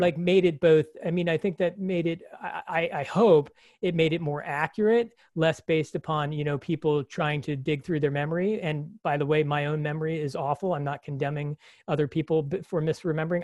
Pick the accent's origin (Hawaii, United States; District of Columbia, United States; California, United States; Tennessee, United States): District of Columbia, United States; Washington; moved away as an adult; also born or lived in Ithaca, New York; growing up in Washington, D C's metropolitan area, which is really just a euphemism for suburban sprawl